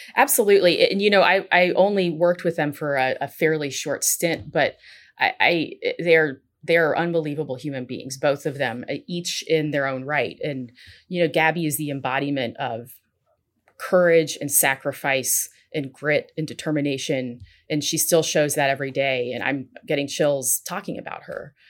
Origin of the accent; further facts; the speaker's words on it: Nashville, Tennessee, United States; moved away as an adult; also born or lived in Washington, D.C.; I am a Nashville, Tennessee native, born and raised